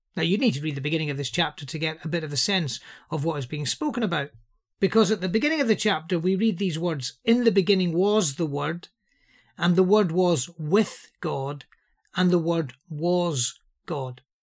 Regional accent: Liverpool, North West England, United Kingdom; I'm from Liverpool

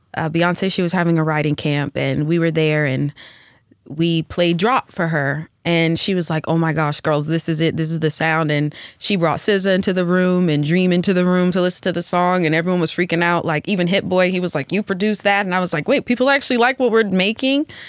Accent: Atlanta, Georgia, United States; now in Los Angeles, United States; I grew up in Atlanta

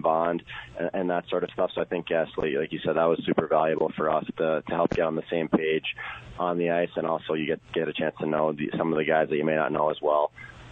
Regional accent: United States; being an American and playing internationally

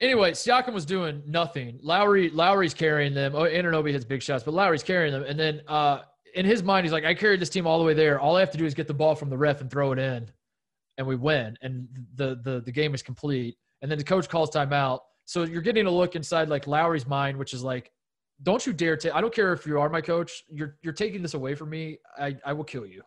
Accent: United States; I am an American

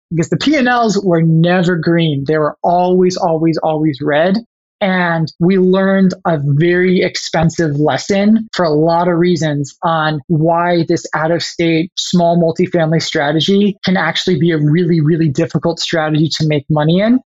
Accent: Chicago, Illinois, United States; I'm originally from the Chicago area, and that's true. I was born actually like 10 minutes that direction. However, I actually moved 22 times by the time I went to college.

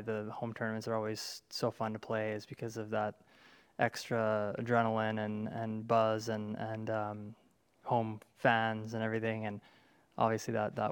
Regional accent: Canada; my home country

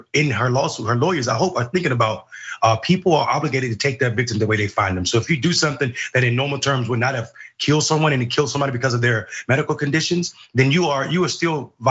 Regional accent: North Carolina, United States; Fayetteville, North Carolina is less than 45 minutes from my hometown, where I'm the mayor.

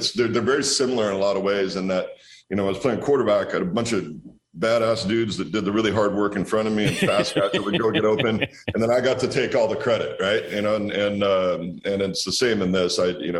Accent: Walla Walla, Washington, United States; No, we're out here making wine in my hometown in Walla Walla.

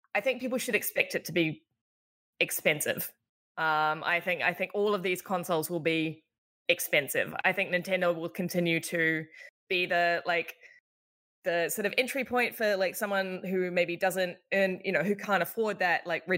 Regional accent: New Zealand; moved away as an adult; also born or lived in Australia; now in United States; when I was growing up in New Zealand and, you know, I spent the last 8 years in Australia

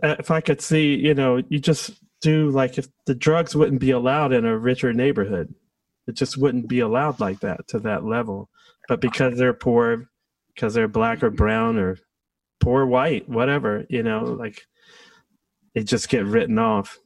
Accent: Washington, District of Columbia, United States; I grew up in Southeast Washington

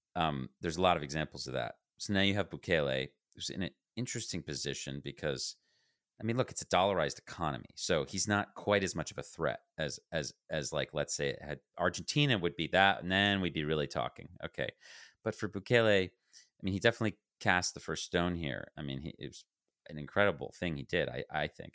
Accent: United States; I speak as an American

